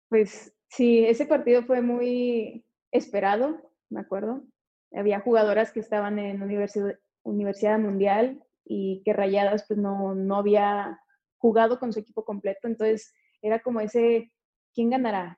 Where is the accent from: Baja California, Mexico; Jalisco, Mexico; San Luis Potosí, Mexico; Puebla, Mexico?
Baja California, Mexico; Tijuana; moved away; soy de Tijuana